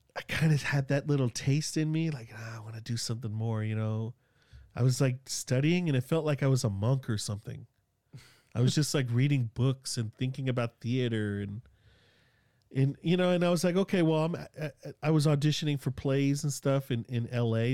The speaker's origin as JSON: {"language": "English", "town": "Sacramento", "region": "California", "country": "United States", "accent": "South Sac", "said": "I'm from Sacramento. I'm from South Sac, like, I didn't barely graduate high school"}